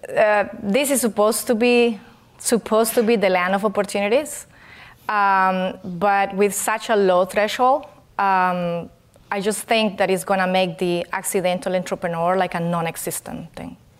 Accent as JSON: {"language": "English", "country": "Colombia", "second_language": "English", "moved": "as an adult", "lives_now": "California, United States", "said": "I'm originally from Colombia, and I came to this country to learn English"}